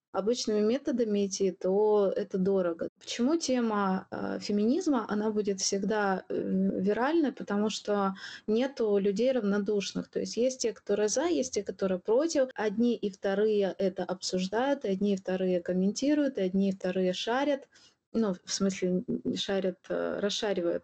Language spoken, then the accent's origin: Russian; Ukraine; я украинка